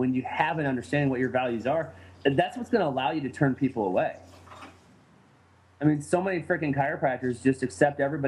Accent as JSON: {"language": "English", "town": "St. Louis", "region": "Missouri", "country": "United States", "said": "I hail from St. Louis"}